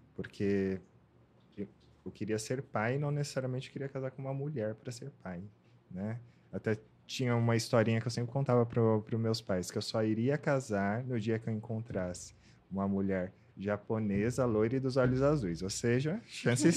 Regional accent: Ribeirão Pires, São Paulo, Brazil; Eu sou do, de Ribeirão Pires, na ABC Paulista. Nasci, cresci lá.

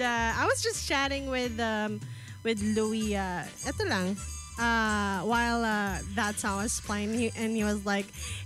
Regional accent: Calabarzon, Philippines; now in Davao, Philippines; I'm from Cavite.

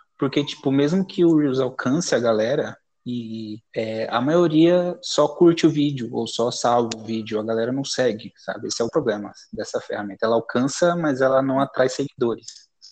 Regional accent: Carapicuíba, São Paulo, Brazil; eu sou de Carapicuíba

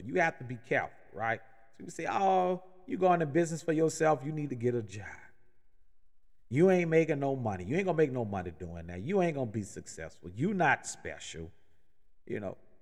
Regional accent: New Orleans, Louisiana, United States; now in Atlanta, United States; I'm originally born and raised in New Orleans

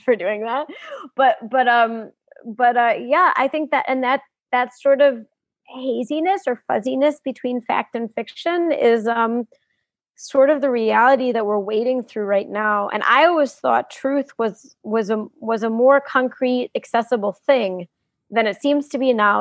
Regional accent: United States; moved away as an adult; now in South Africa; I grew up in the U.S.

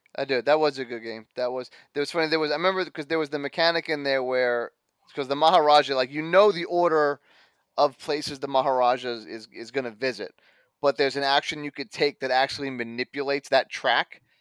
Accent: New York, United States; I'm a New Yorker

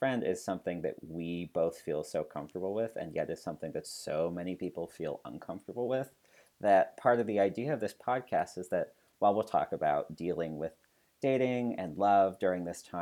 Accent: Maine, United States; I am born and raised in Maine and love New England. I still live in New England

